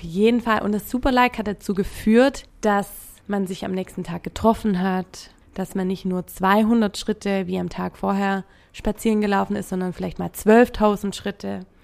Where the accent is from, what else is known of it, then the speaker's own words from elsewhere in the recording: Trochtelfingen, Baden-Württemberg, Germany; moved away as an adult; now in Hamburg, Germany; nach Trochtelfingen, wo ich herkomme